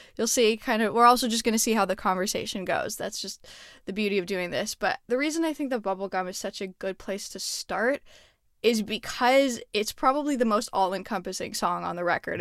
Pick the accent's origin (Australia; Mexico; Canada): Canada; Montreal, Quebec; moved away; I'm originally from Montreal, and so, yeah, like, going to the ice skating rink, um, was always a thing that we did